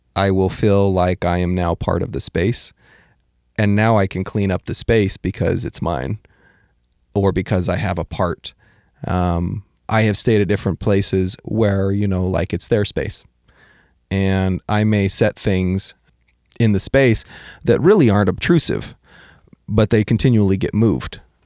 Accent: Washington, United States; moved away; also born or lived in California; I am from Washington

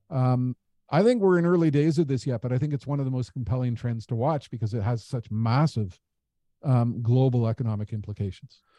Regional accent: Canada; as a Canadian

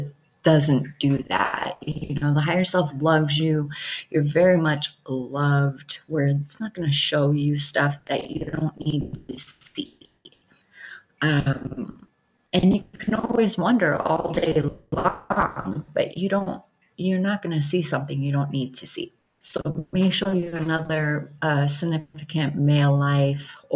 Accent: Michigan, United States; now in Montana, United States; I would have never met her if I didn't move to Montana, because I'm from Michigan

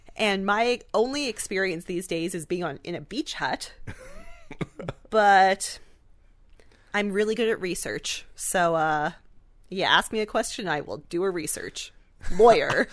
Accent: Canada; We're Canadian

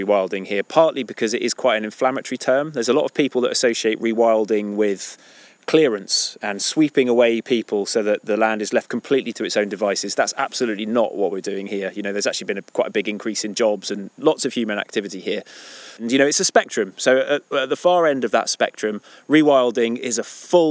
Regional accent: Devon, South West England, United Kingdom; moved away as an adult; also born or lived in Scotland; now in Cumbria, United Kingdom; I was born in Scotland, but I grew up in Devon.

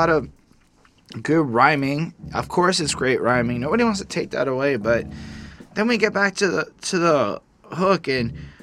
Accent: Canada; I'm a Canadian liberal

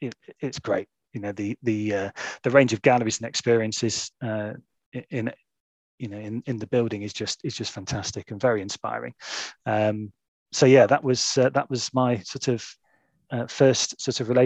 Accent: Stockport, North West England, United Kingdom; also born or lived in Oldham; I grew up in Stockport, just outside of Manchester

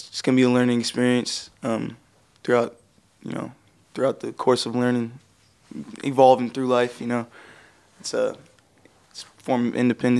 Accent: Seattle, Washington, United States; also born or lived in Mill Creek, Washington; I'm from Seattle, Washington. We're currently in Mill Creek. Go to Jackson High School.

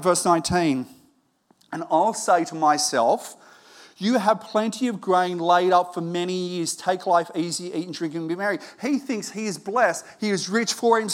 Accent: Australia; I was born in Australia

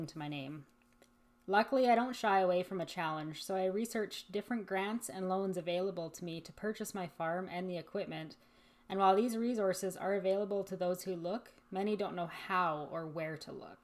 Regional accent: Terrace, British Columbia, Canada; now in Alberta, Canada; I grew up in British Columbia and I spent the majority of my childhood on the North Coast in Terrace, BC.

